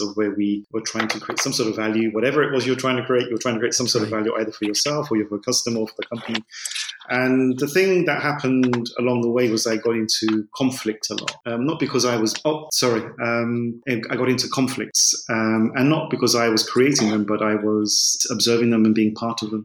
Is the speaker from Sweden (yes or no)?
no; London, United Kingdom; moved away as an adult; also born or lived in Spain / Germany; I grew up in London. I'm English. I'm sure you can hear that from my voice